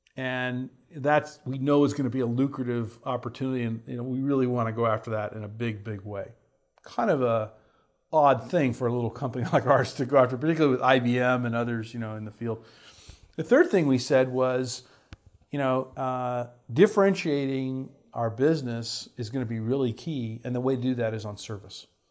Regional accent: Houston, Texas, United States; I grew up in Houston, Texas

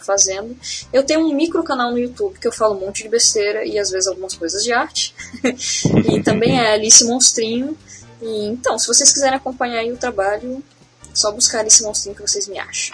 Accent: Florianópolis, Santa Catarina, Brazil; eu sou manezinha, né? Eu sou de, de Florianópolis

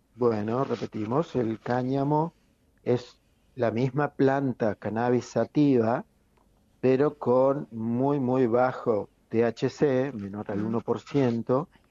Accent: Argentina

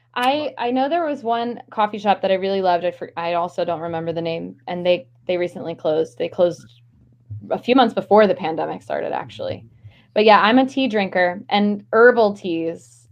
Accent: Maryland, United States; now in Philadelphia, United States; I grew up in Maryland, just just below the Mason Dixon line

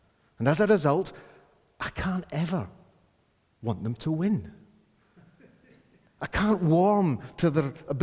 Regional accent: Scotland, United Kingdom; me being a Scot

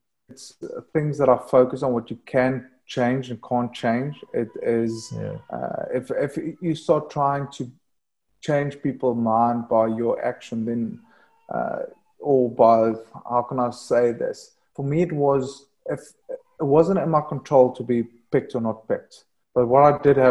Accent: South Africa; moved away as an adult; being a South African boy that just loves surfing warm weather

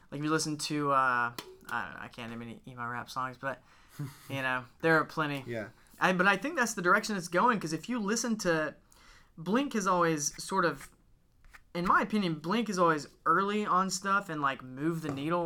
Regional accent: Gadsden, Alabama, United States; we're from Gadsden

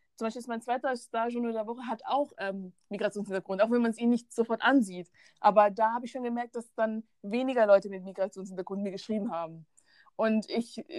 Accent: Bavaria, Germany; ich bin in Bayern geboren und dort aufgewachsen

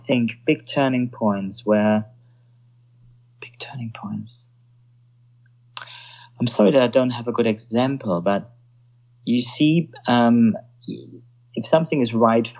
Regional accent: Germany; accent: Germanic; English is a second language; now in London, United Kingdom; I'm German, so when I come up with my Germanic accent

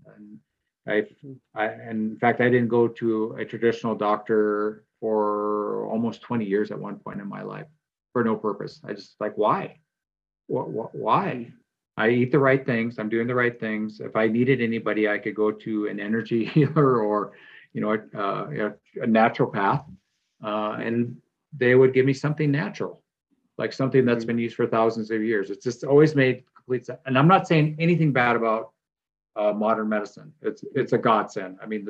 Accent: Midwest, United States; how I grew up in the Midwest

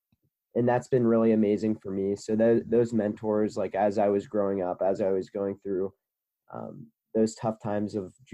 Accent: Cincinnati, Ohio, United States; I'm from Cincinnati, Ohio

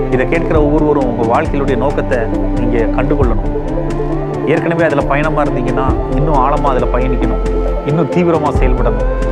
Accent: Valliyur, Tamil Nadu, India; now in Chennai, India; நான் திருநெல்வேலி பக்கம் வள்ளியூருங்கிற ஒரு கிராமத்தில் பிறந்தவன் நான் சென்னை வந்தேன்

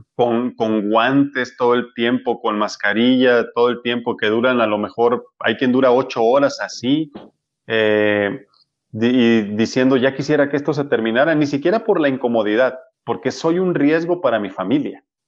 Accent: Culiacán, Sinaloa, Mexico; now in Guadalajara, Mexico; Yo soy de Culiacán, Sinaloa

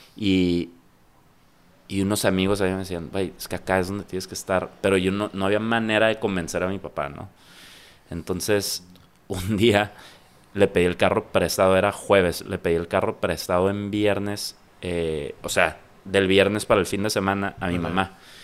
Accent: Tijuana, Baja California, Mexico; also born or lived in San Diego, United States; Soy chico frontera, soy tijuanense, nací en Tijuana

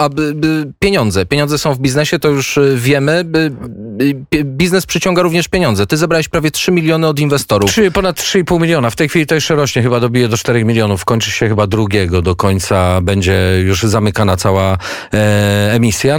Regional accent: near Kielce, Świętokrzyskie Voivodeship, Poland; Wychowywałem się na polach konopnych pod Kielcami

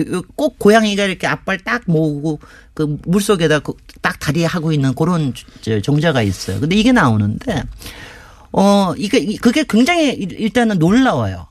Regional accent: Seoul, South Korea; 제가 이제 어렸을 때 사대문 안에 당연히 살았으니까

